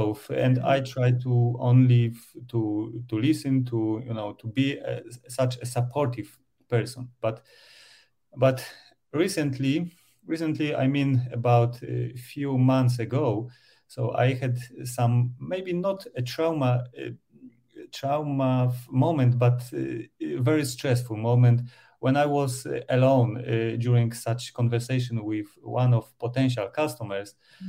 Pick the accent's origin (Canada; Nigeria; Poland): Poland; English is a second language; I'm from Poland. I still live in Poland.